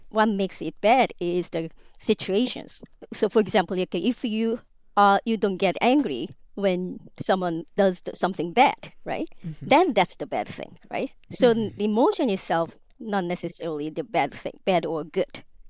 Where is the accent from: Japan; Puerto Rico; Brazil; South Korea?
South Korea; I'm from South Korea, which is arguably the most Confucian modern society.